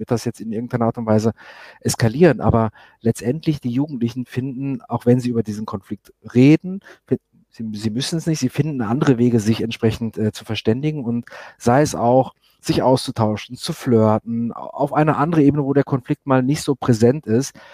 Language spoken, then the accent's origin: German; Germany; moved away as an adult; now in Israel; ich komme aus Deutschland, kenne es nicht anders